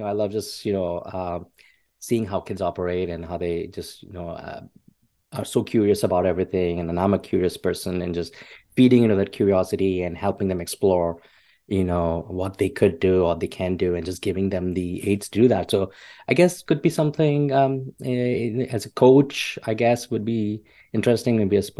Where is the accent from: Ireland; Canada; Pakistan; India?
India; I grew up in India, where you know the opportunities for growth were very limited